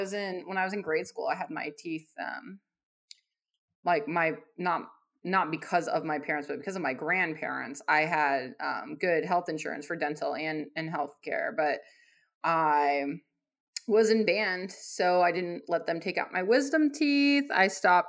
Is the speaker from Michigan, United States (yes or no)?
no; Arizona, United States; I'm from Arizona, which is a hotbed of libertarian thought